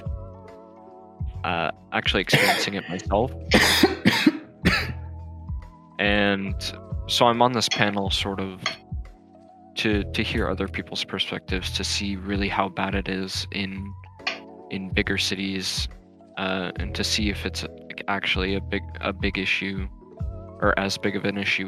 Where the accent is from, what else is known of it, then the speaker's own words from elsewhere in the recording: New Hampshire, United States; I'm from New Hampshire